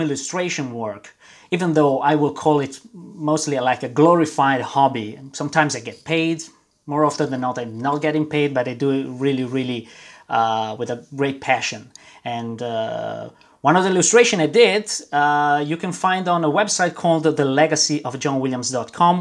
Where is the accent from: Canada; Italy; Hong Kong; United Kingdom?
Italy; Milan, Lombardy; moved away as an adult; now in Brussels, Belgium; I was born and raised in Milan, uh, in Italy. Uh, I moved uh, when I was 24 to Belgium